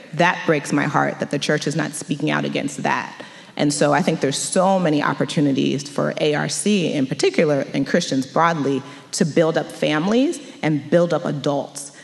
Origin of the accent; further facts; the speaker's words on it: Montgomery County, Maryland, United States; moved away as an adult; now in Washington, DC, United States; I grew up in Montgomery County, Maryland, which is about 45 minutes, depending on where you are in the, in the county from DC